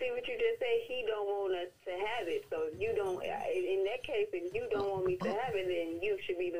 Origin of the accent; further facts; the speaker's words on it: Texas, United States; now in New York, United States; I'm originally from Texas, but I'm in New York now.